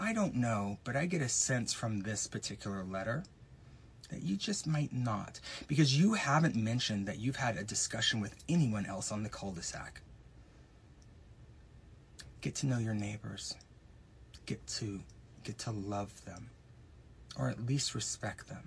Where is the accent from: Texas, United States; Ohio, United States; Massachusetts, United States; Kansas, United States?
Texas, United States; when I grew up in Texas